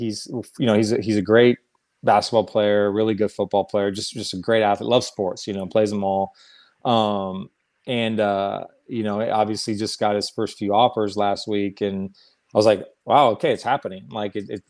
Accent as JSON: {"language": "English", "area": "Orange County", "region": "California", "country": "United States", "tie": "born or raised there", "said": "I grew up in Orange County"}